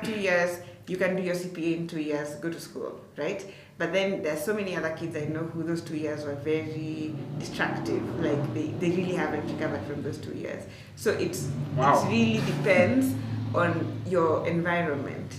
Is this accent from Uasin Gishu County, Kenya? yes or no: yes; Turbo, Uasin Gishu County, Kenya; So I come from Turbo. Turbo is like maybe, depending on how fast you're driving, like maybe, let's say 20 to, I'd say like 30 to like 40 minutes from Eldoret town